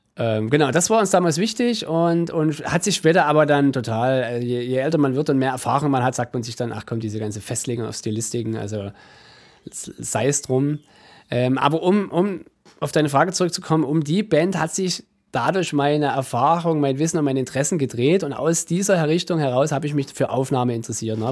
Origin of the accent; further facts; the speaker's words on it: near Dresden, Saxony, Germany; also born or lived in Leipzig / Mittweida; ich bin gebürtiger Sachse, aber kein gebürtiger Dresdner, sondern ein gebürtiger Leipziger eigentlich. Genau, bin dann aber äh, während meiner Kindheit relativ zügig in die Nähe von Dresden gekommen